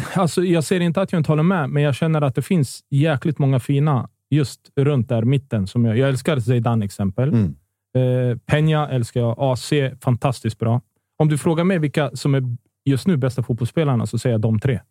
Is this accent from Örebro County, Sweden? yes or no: yes; Örebro, Örebro County, Sweden; när jag var ung i Örebro